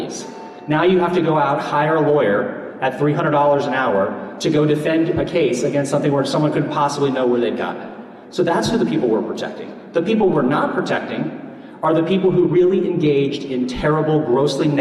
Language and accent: English; Pinellas County, Florida, United States; in my hometown in Pinellas County